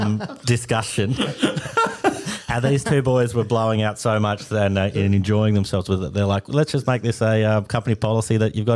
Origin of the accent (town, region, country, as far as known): Glenorchy, Tasmania, Australia; born or raised there